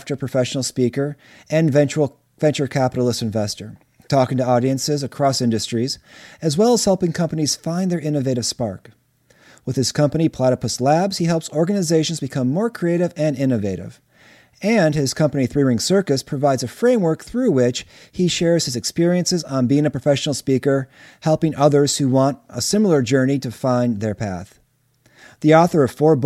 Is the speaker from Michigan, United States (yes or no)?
yes; Detroit, Michigan, United States; moved away as an adult; I've lived outside of Detroit now since 1999. But it's still like, I really don't go back very often. But it's still the place I identify with the most